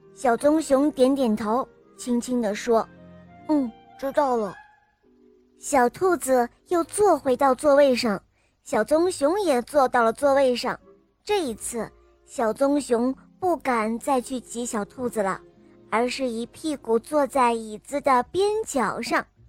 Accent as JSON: {"language": "Chinese", "town": "Shenzhen", "region": "Guangdong", "country": "China", "said": "今年我五岁呢，我来自深圳"}